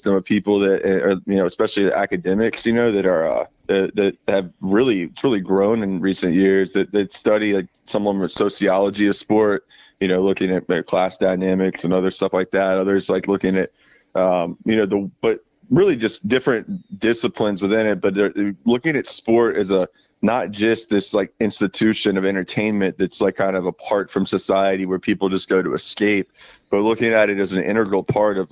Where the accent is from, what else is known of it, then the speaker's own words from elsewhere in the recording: Jacksonville, Florida, United States; moved away as an adult; also born or lived in Tallahassee, Florida; now in New Jersey, United States; I'm from Jacksonville, Florida, and I've been living in Tallahassee for a while